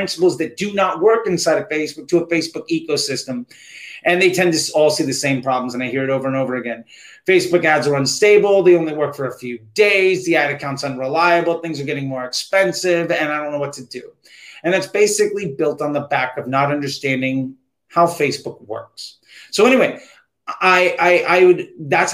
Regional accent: United States; as an American

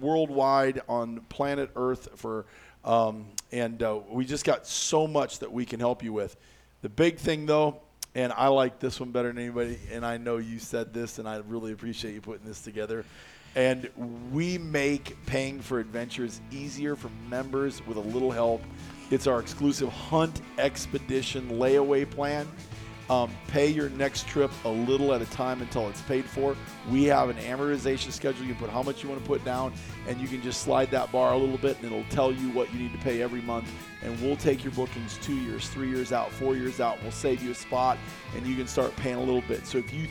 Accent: Iowa, United States; I grew up in Iowa

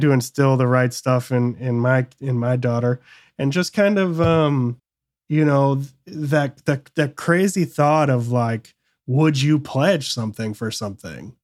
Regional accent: Michigan, United States; moved away; also born or lived in San Francisco Bay Area; I grew up in Michigan

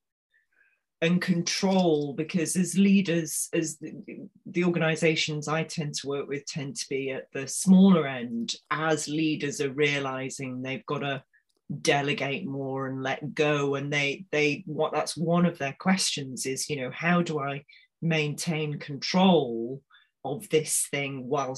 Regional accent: Manchester, North West England, United Kingdom; as a Mancunian

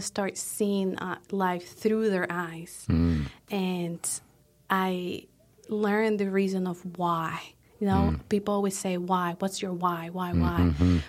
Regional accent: Colombia; So like I said, we are originally from Colombia.

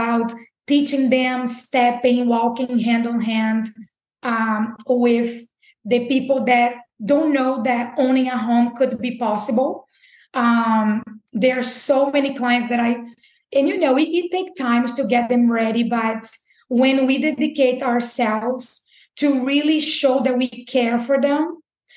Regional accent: Recife, Pernambuco, Brazil; moved away as an adult; also born or lived in Birmingham, Alabama; now in Jacksonville, United States; I'm from Brazil, and I came to Brazil in 2010

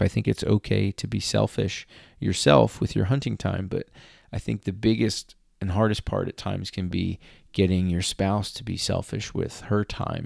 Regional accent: Philadelphia, Pennsylvania, United States; I'm from Philadelphia

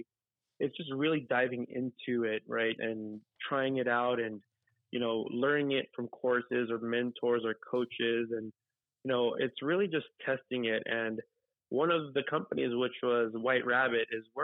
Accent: Los Angeles, California, United States; moved away as an adult; now in Texas, United States; I was born and raised in Los Angeles, California. Grew up in the San Fernando Valley

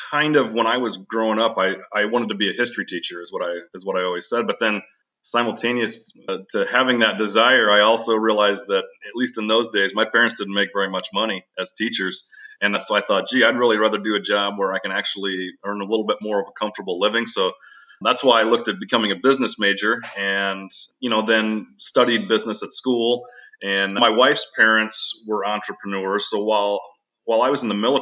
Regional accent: Bryan, Ohio, United States; moved away as an adult; also born or lived in Bowling Green, Ohio; now in Michigan, United States; Grew up in a small town of about 10,000 folks in Ohio called Bryan, Ohio.

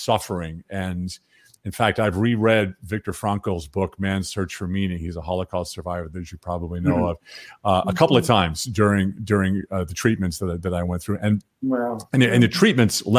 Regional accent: Long Island, New York, United States; I was born on Long Island, but the whole several generations of my families are farmers in North Carolina

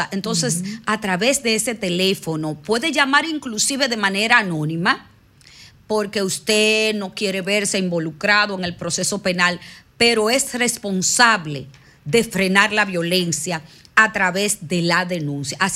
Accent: Dominican Republic; porque nosotros como, como dominicanos en los barrios vemos muchos abusos por los niños

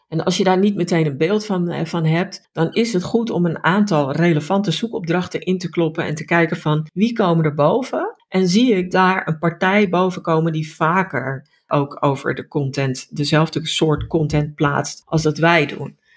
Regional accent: Netherlands; dan zijn wij Nederlanders

